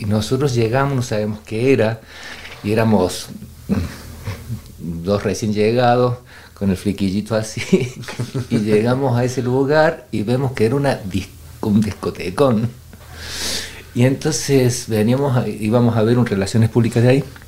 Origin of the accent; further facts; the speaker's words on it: Córdoba, Argentina; moved away as an adult; also born or lived in Buenos Aires, Argentina; now in Madrid, Spain; yo soy de Córdoba mm. y como a los 19 años, una cosa así, em, ya estaba haciendo danza clásica y folclore y, y tango en Córdoba